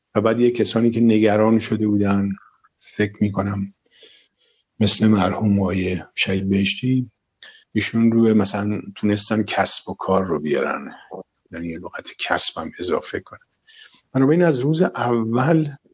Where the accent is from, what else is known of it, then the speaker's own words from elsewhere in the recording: Tehran, Tehran Province, Iran; در گلوبندک متولد شدم تهران منطقه گلوبندک عمده بچگی رو تا تقریبا کلاس دوازده توی منطقه امیریه و شاپور بودیم و تو اون منطقه بزرگ شدم